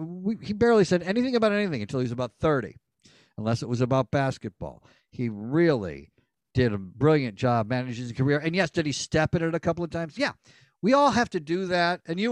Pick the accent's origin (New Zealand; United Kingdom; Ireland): Ireland; It's a very European thing. I'm Irish.